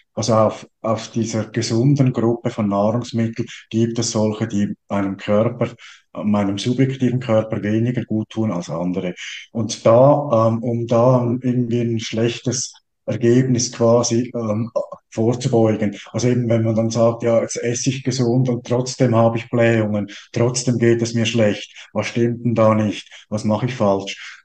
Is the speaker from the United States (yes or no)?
no; Switzerland; als Schweizer